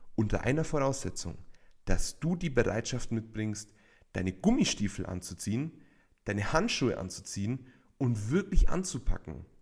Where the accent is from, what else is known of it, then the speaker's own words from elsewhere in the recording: Bavaria, Germany; bei uns in Bayern